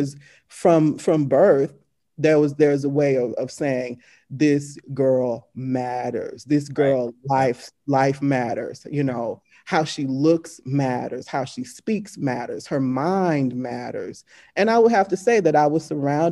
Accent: Shreveport, Louisiana, United States; moved away as an adult; also born or lived in New Orleans, Louisiana / Baton Rouge, Louisiana; where I was born, Shreveport, Louisiana, Caddo Parish

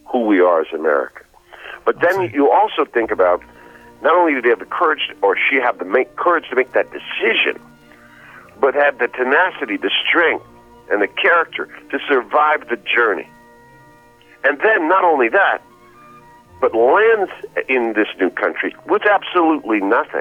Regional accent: New York City, New York, United States; I grew up in New York City with Irish and Italian immigrant children

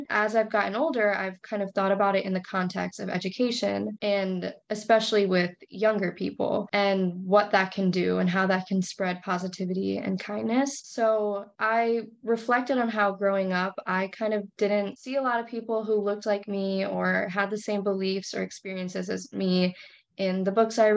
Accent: Crystal Lake, Illinois, United States; I'm from Crystal Lake, Illinois. It's a pretty small suburb, like an hour outside

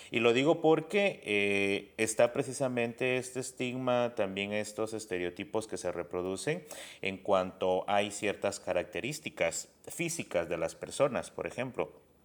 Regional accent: Guatemala; a mí me pasaba esto que muchas personas no creen que soy de Guatemala, ¿no? O sea, porque tengo un acento distinto

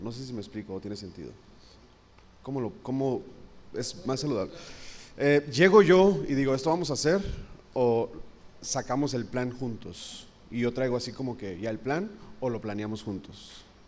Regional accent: Mexico; nosotros como mexicanos

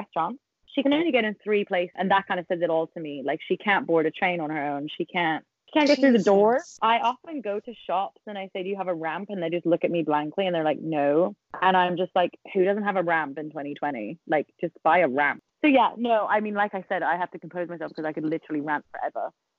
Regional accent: United Kingdom; I am a British person.

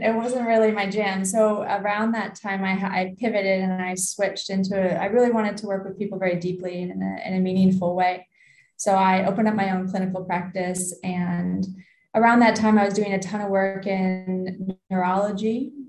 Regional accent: Canada; as a Canadian, I worked with rugby in the summer, ice hockey in the winter

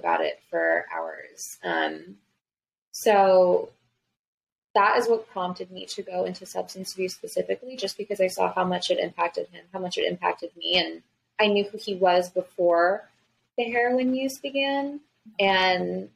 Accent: New Jersey, United States; I'm from New Jersey originally. So I was living in New Jersey

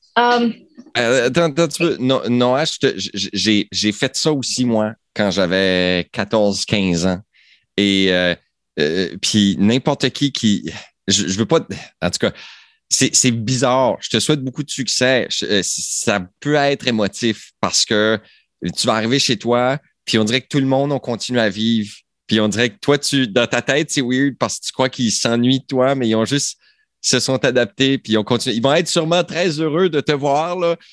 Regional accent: Acadia, Canada; on est acadien

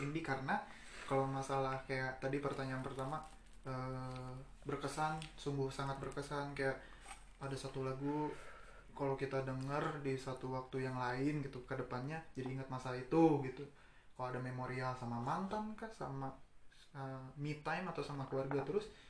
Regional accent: Padang, West Sumatra, Indonesia; gue kan dari Padang

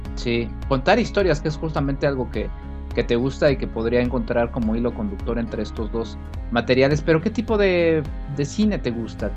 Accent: Mexico; nuestro país

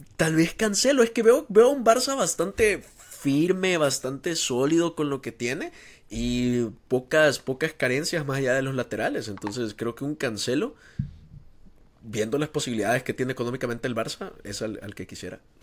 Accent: El Salvador

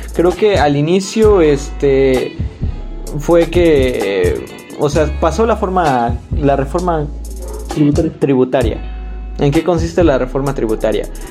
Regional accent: Mexico; yo como mexicano

